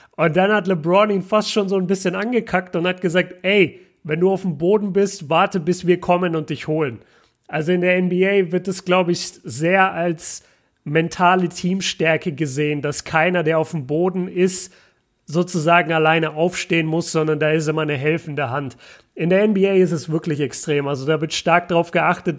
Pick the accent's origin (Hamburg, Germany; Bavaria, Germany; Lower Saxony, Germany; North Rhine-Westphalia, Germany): Bavaria, Germany; Nuremberg; komme aus Nürnberg